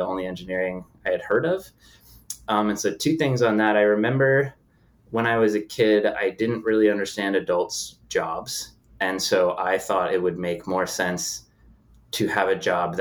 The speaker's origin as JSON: {"language": "English", "region": "Connecticut", "country": "United States", "tie": "born or raised there", "moved": "as an adult", "said": "Born and raised in Connecticut and grew up in New England"}